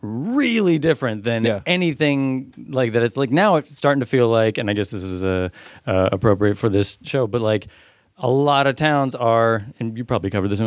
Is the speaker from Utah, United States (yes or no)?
no; San Luis Obispo, California, United States; I'm from San Luis Obispo.